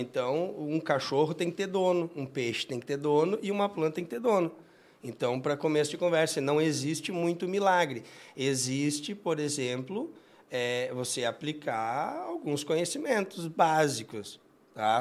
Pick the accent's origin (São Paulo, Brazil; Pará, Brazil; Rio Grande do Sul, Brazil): Rio Grande do Sul, Brazil; Jaguari; moved away; Eu sou filho de agricultor, eu venho do interior, uma cidade de Jaguari